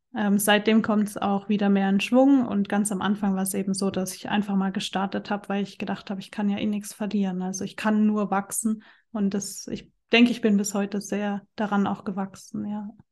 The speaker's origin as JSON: {"language": "German", "country": "Germany", "also_born_or_lived": "Central Switzerland", "moved": "yes", "lives_now": "Switzerland", "said": "ich wohne in der Zentralschweiz, komme aber ursprünglich aus Deutschland"}